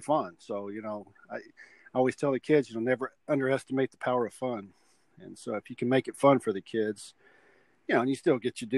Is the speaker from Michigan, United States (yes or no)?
no; Lake Dallas, Texas, United States; I grew up in Lake Dallas, a small town